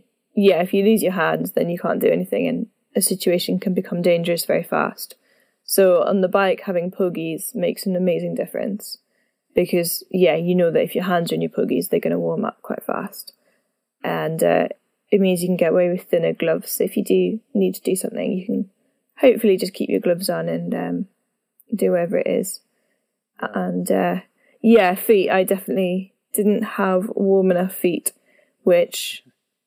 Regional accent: South Africa; moved away; I grew up in South Africa

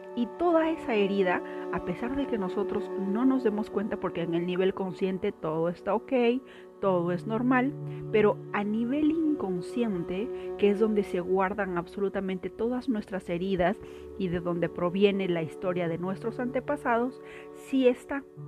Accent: Peru; Soy de Perú

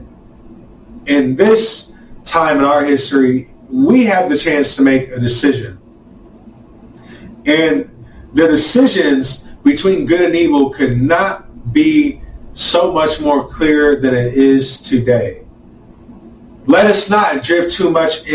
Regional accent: United States; us as American people

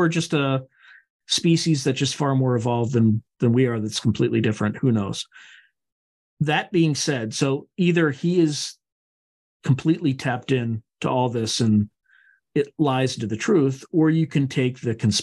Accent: Delaware, United States; I grew up in Delaware.

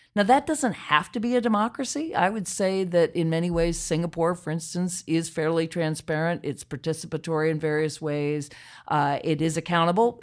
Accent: Charlottesville, Virginia, United States; I grew up in Charlottesville, Virginia

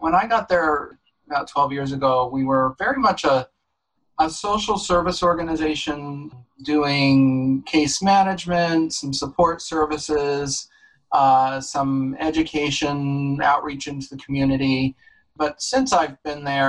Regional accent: Dutchess County, New York, United States; also born or lived in California / Los Angeles / Connecticut; now in New Haven, United States; I grew up in Dutchess County, New York

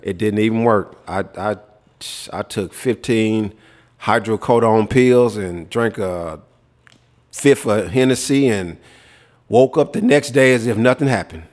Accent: Memphis, Tennessee, United States; growing up in Memphis

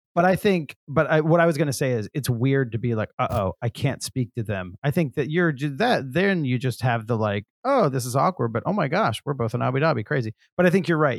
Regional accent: the South, United States; I'm from the South

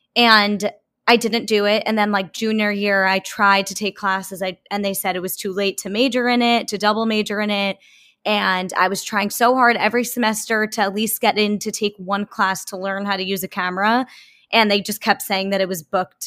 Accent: Long Island, New York, United States; moved away as an adult; also born or lived in New Orleans; I am from Long Island

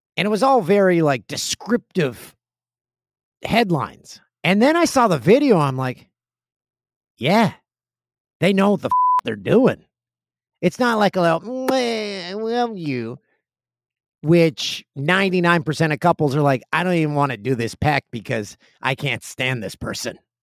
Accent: Peterborough, Ontario, Canada; my hometown of Peterborough, Ontario.

